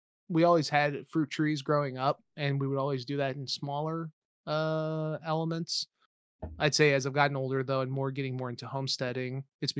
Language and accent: English; De Soto, Kansas, United States; Oh, I grew up in the Johnson County side. I'm suburbs.